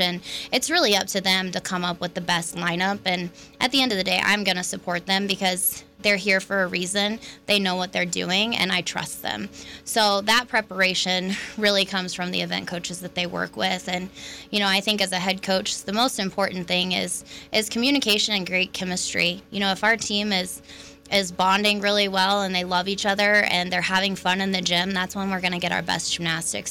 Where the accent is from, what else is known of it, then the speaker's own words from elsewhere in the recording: Oklahoma City, Oklahoma, United States; moved away as an adult; now in Logan, United States; I was born and raised in Oklahoma City